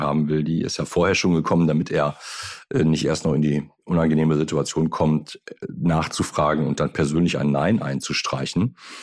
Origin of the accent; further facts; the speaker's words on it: Germany; sind wir als Deutsche